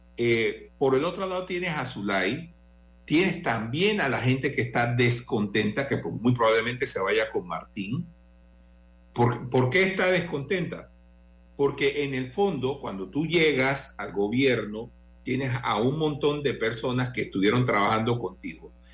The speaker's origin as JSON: {"language": "Spanish", "country": "Panama", "said": "aquí todos somos panameños"}